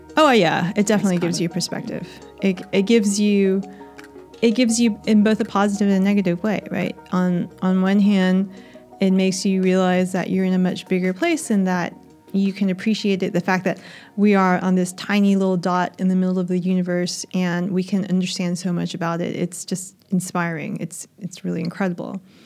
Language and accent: English; United States; accent: American; moved away as an adult; now in Australia